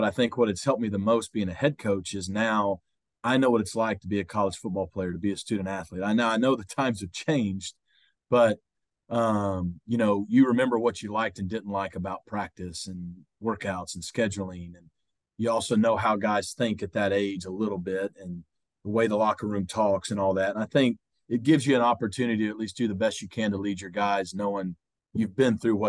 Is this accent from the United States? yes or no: yes; Arkansas, United States; moved away; You know, I grew up in Arkansas.